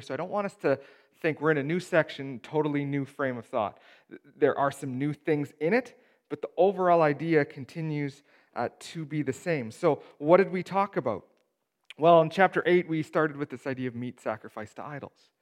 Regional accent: Steinbach, Manitoba, Canada; I grew up in Steinbach

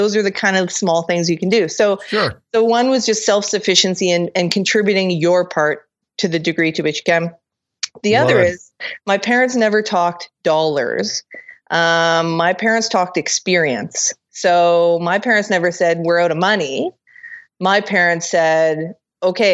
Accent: Kelowna, British Columbia, Canada; my hometown of Kelowna, BC

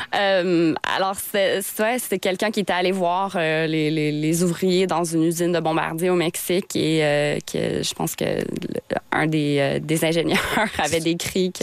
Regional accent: Sturgeon Falls, Ontario, Canada; accent: franco-ontarien; moved away as an adult; now in Quebec, Canada; je suis franco-ontarienne, puis je pense que je veux être fidèle à mes racines

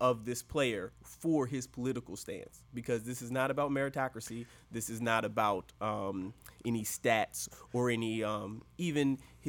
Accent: Baltimore, Maryland, United States; I'm from the Baltimore area, so we are fans of the Ravens

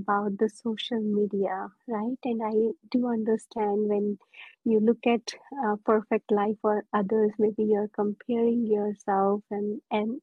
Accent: India; now in United States; I'm born and raised in India

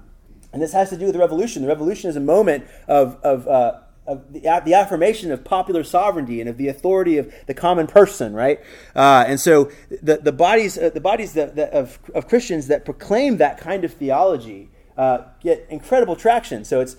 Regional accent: Atlanta, Georgia, United States; now in Texas, United States; I'm really not from anywhere. I'm from Atlanta, but my family's not from Atlanta, you know, so I'm not really from Atlanta. So I'm now from Texas. I'm grafted in.

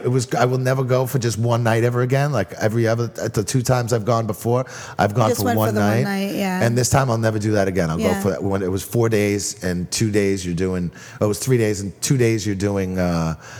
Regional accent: Massachusetts, United States; now in New York, United States; I grew up in Massachusetts

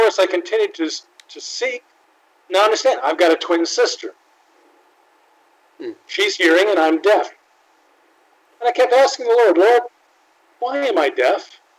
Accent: Tennessee, United States; First off, I'd like to introduce myself. I'm deaf. I was born deaf. I'm from the South.

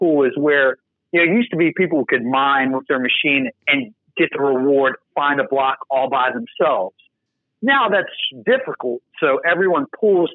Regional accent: United States; I'm an American, proud American

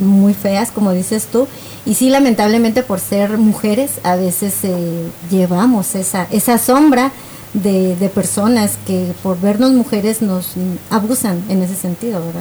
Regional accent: Guatemala; moved away; yo viví en Guatemala, bueno, yo de hecho nací en Guatemala, soy guatemalteca

